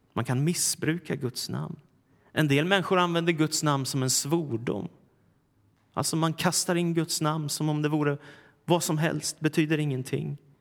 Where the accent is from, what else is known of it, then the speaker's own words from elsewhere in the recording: Stockholm, Stockholm County, Sweden; den församling jag växte upp i, Philadelphia kyrkan i Stockholm